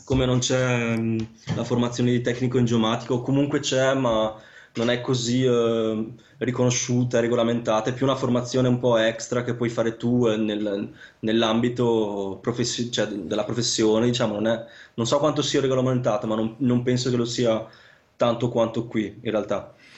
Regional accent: Vicenza, Veneto, Italy; moved away as an adult; also born or lived in Sicily; now in Lausanne, Switzerland; io sono di origine siciliana, però nato e cresciuto a Vicenza

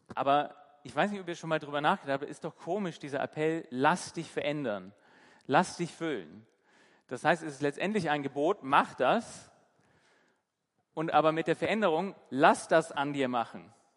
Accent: Hamburg, Germany; now in Bremen, Germany; ich bin in Hamburg aufgewachsen

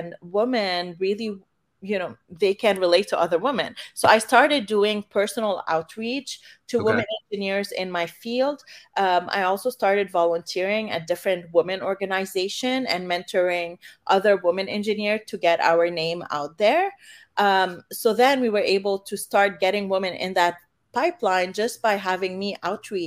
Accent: Canada; moved away as an adult; now in San Francisco, United States; I'm originally from Canada

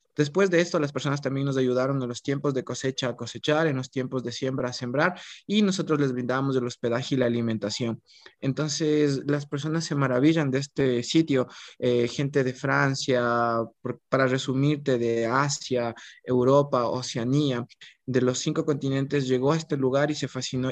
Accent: Ecuador

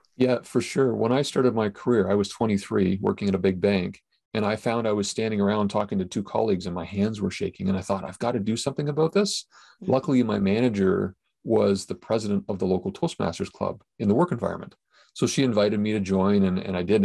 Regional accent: Canada; as a Canadian, apparently I say about differently than other people

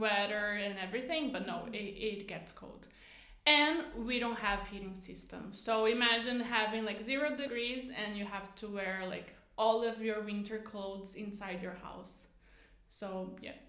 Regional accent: Canoas, Rio Grande do Sul, Brazil; English is a second language; moved away; I'm from Canoas, so it's like even a smaller city uh, directly from Porto Alegre

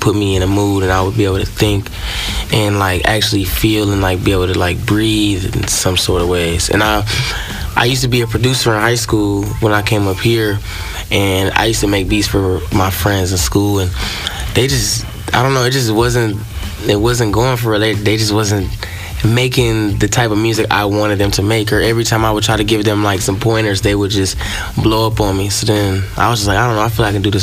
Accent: Broward County, Florida, United States; now in Ohio, United States; I'm from Broward County, Florida. I've been up here in Ohio since about 2015, 2016.

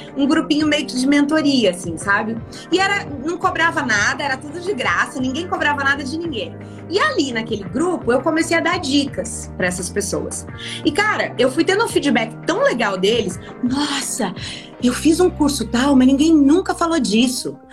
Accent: Brazil; moved away as an adult; also born or lived in United States; eu sou brasileira

